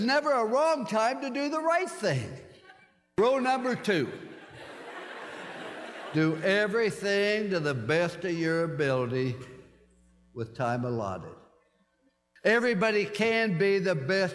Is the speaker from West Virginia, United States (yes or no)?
yes; West Virginia, United States; I was born in Fallsby, West Virginia.